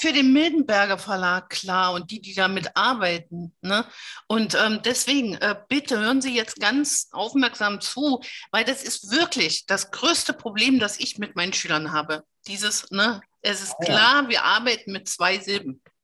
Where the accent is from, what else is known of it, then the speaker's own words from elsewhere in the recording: GDR, East Germany, Germany; ich bin in der DDR groß geworden